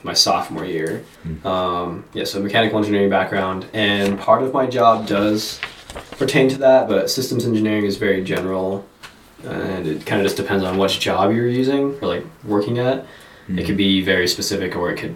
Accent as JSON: {"language": "English", "town": "Aztec", "region": "New Mexico", "country": "United States", "tie": "born or raised there", "also_born_or_lived": "Durango, Colorado / Las Cruces, New Mexico", "moved": "as an adult", "lives_now": "Littleton, United States", "said": "I was born in Durango, Colorado, but then I was raised in the small town of Aztec, New Mexico"}